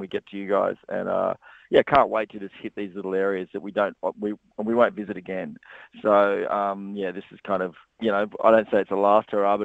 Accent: Australia; I'm from regional Australia, so you guys are my peoples. I grew up in a small town

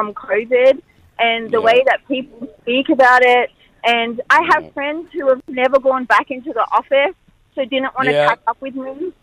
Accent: Melbourne, Victoria, Australia; moved away; I'm from Melbourne, Australia.

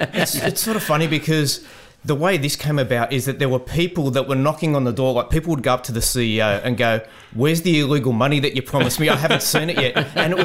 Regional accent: Merrylands, New South Wales, Australia; So I grew up in Merrylands in the 2160, which is Parramatta heartland and territory.

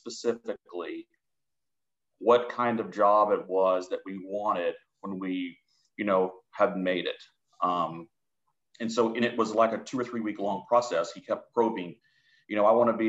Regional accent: Florence, Alabama, United States; moved away as an adult; also born or lived in Mississippi; now in Atlanta, United States; I grew up in Florence, Alabama, which is a small town up in the northwest part of the state.

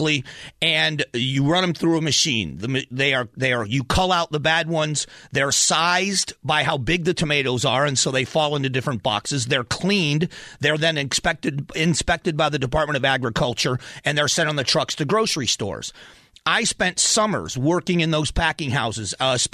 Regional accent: Florida, United States; I grew up in Florida working around migrants

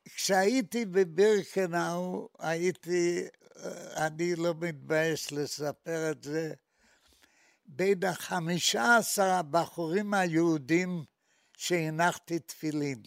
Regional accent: Maków Mazowiecki, Masovian Voivodeship, Poland; moved away as an adult; now in Israel; אני נולדתי בעיירה בשם מקוף מזרובייצקי

